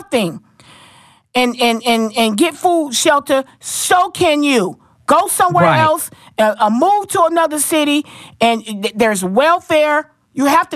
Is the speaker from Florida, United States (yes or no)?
yes; Florida, United States; I'm from Florida